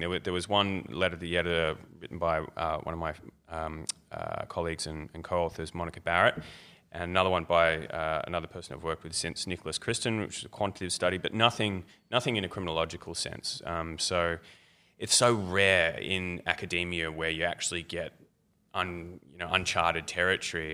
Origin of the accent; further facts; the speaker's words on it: Melbourne, Victoria, Australia; I'm, I'm from Melbourne mostly